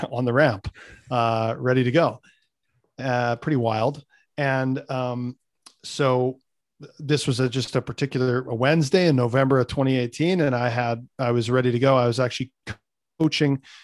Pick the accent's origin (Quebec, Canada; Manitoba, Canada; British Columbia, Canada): Manitoba, Canada; Winnipeg; my hometown of Winnipeg